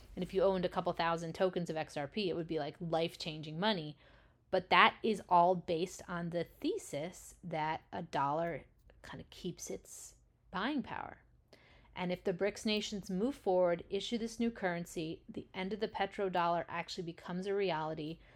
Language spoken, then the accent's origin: English; United States; as an American